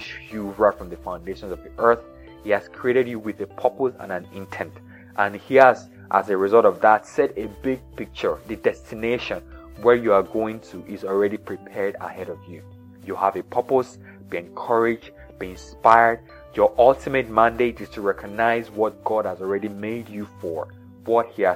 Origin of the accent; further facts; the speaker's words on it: Nigeria; I was born in Nigeria in the 80s